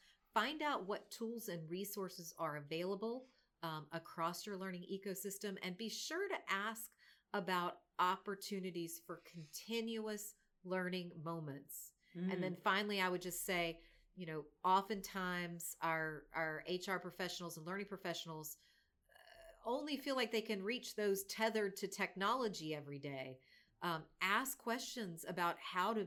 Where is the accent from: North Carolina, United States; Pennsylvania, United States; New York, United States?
North Carolina, United States; born and raised in America. I'm from North Carolina.